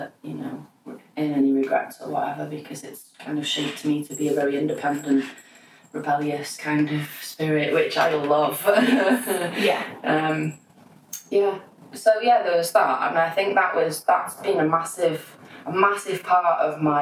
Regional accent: Wales, United Kingdom; also born or lived in Manchester; I moved to Wales from Manchester, and I don't know why, because I was just a tiny little child

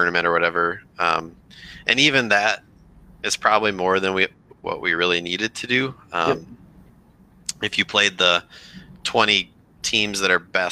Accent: Rochester, Minnesota, United States; growing up in Rochester, Minnesota

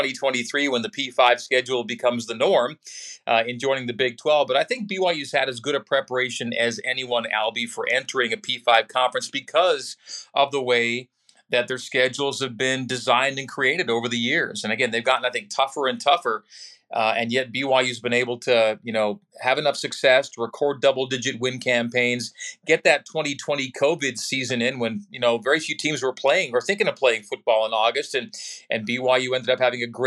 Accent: Saskatoon, Saskatchewan, Canada; moved away as an adult; also born or lived in Sudbury, Ontario / Calgary, Alberta; now in Utah, United States; we moved to Saskatoon, Saskatchewan, when I was a baby, and then. From my high school years, our family moved again to Calgary, Alberta.

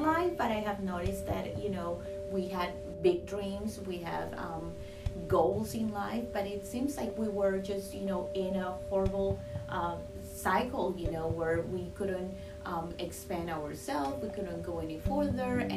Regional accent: Colombia; moved away as an adult; now in United States; I'm originally from Colombia, South America, and I moved to the United States back in 2020

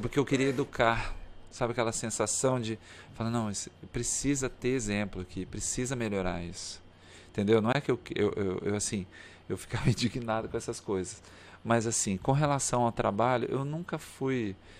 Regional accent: Cambará, Paraná, Brazil; moved away as an adult; also born or lived in Curitiba, Brazil; now in Palmas, Brazil; E eu vim de Curitiba, não nasci lá, nasci no interior do Paraná, em Cambará. Minha formação é, acadêmica foi em Curitiba

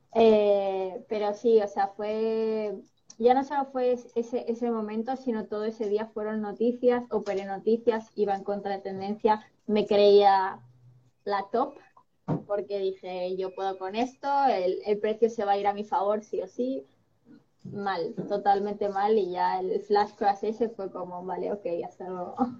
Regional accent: Spain; also born or lived in Sweden; nací en Suecia, pero llevo toda mi vida viviendo aquí en España porque mi padre es español. Y bueno, me he criado aquí básicamente

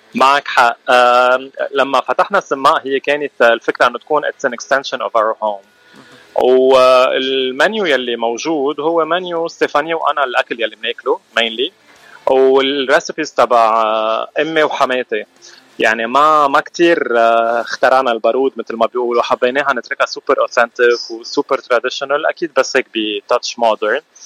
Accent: Lebanon; moved away as an adult; now in Los Angeles, United States; نحن اكيد من لبنان من مجغره من ضيعه اسمها اكشلي

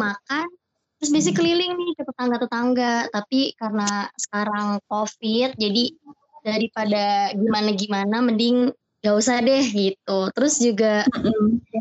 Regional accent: Makassar, South Sulawesi, Indonesia; now in Jakarta, Indonesia; kebetulan juga kampungku jauh nih dari dari Jakarta mesti naik pesawat alias Or oh. kampungku di Makassar jauh banget oh.

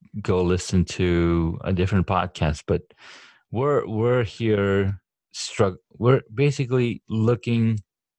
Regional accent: California, United States; me growing up in California

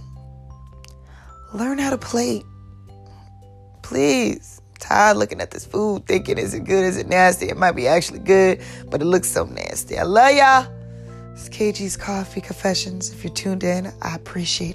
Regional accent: New York City, New York, United States; now in Atlanta, United States; I am from NYC, born and raised, all day, Staten Island

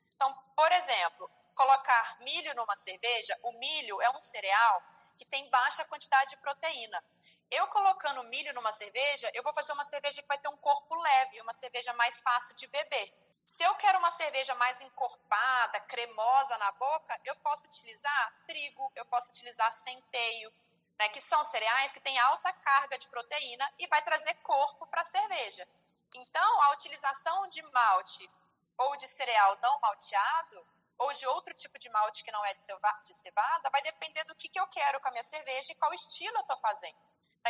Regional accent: Viçosa, Minas Gerais, Brazil; now in Ribeirão Preto, Brazil; eu sou mineira, sou de Viçosa, Minas Gerais, mas moro atualmente aqui em Ribeirão Preto, que fica no estado de São Paulo

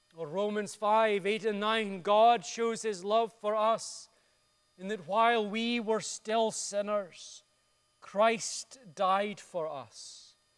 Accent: Dundee, Scotland, United Kingdom; My hometown of Dundee in Scotland

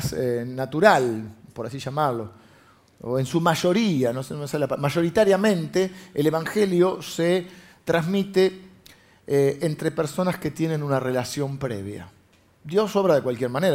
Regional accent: Buenos Aires, Argentina; nosotros los de Buenos Aires

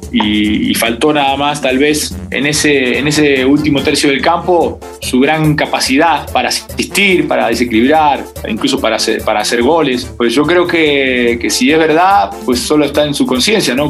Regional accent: Argentina; now in Mexico; mi infancia en Argentina, todo el mundo me conocía por polaco

